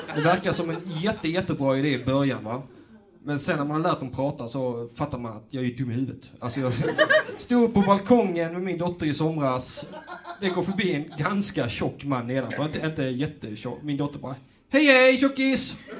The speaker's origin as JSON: {"language": "Swedish", "town": "Lund", "region": "Skåne", "country": "Sweden", "said": "Jag är faktiskt själv från Lund"}